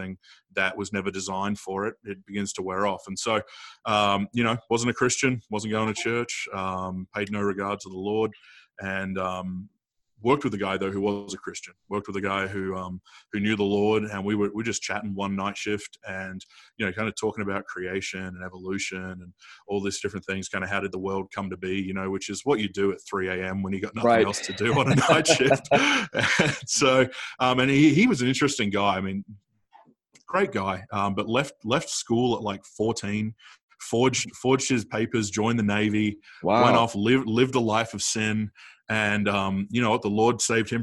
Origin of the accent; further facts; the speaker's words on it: Adelaide, South Australia, Australia; I grew up in Adelaide, South Australia, come from a farming family, but, grew up kind of in the city of Adelaide